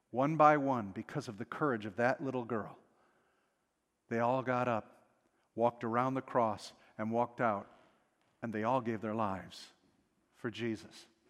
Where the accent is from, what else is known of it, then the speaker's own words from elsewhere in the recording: United States; being American